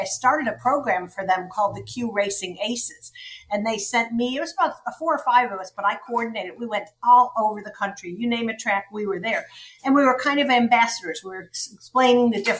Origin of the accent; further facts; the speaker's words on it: Buffalo, New York, United States; moved away; I grew up in Buffalo, New York